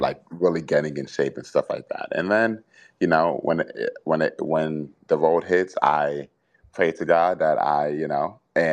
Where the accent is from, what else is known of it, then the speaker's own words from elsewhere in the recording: Boston, Massachusetts, United States; I am from Boston